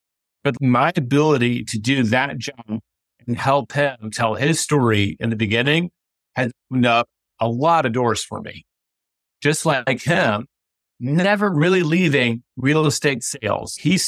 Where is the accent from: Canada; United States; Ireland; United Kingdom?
United States; Memphis, Tennessee; how the hell I'm a Mets fan when I grew up in Memphis, Tennessee?